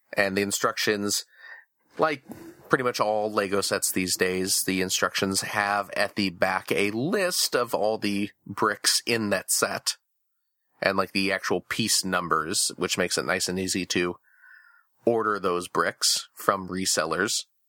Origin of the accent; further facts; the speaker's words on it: outside Chicago, Illinois, United States; when I was a kid in, uh, growing up outside Chicago